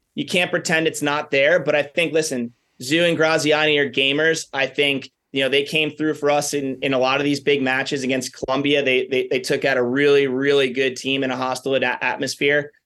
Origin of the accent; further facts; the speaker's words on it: New York, United States; moved away; I'm from New York